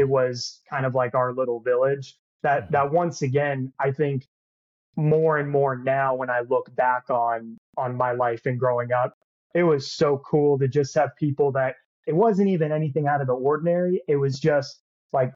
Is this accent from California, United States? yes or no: no; Windermere, Florida, United States; I grew up in Windermere, Florida, right outside of Orlando